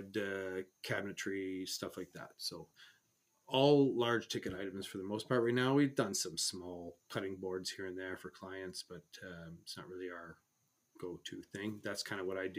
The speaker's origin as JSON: {"language": "English", "country": "Canada", "said": "as a Canadian, hockey is a big sport"}